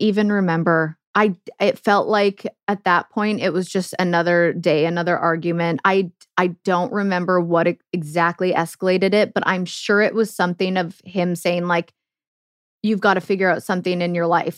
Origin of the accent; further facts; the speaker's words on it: Canada; moved away as an adult; also born or lived in Germany; living the dream as a Canadian